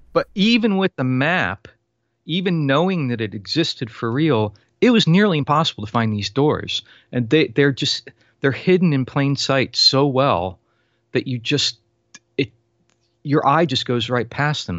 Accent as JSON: {"language": "English", "region": "Florida", "country": "United States", "tie": "born or raised there", "said": "I was born and raised in Florida"}